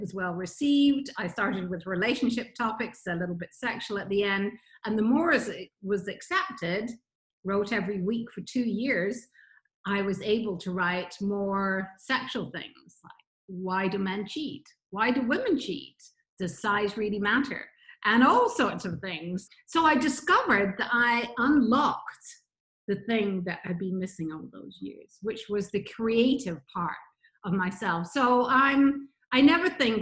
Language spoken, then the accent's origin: English; Scotland, United Kingdom; moved away as an adult; also born or lived in Nigeria / Bahamas / Florida; So from Nigeria, I was brought up in Scotland, went to the Bahamas in 1988, lived there for 26 years